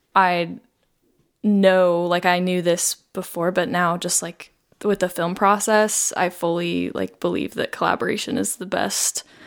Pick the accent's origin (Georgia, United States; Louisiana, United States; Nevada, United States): Nevada, United States; Las Vegas; I grew up in Las Vegas.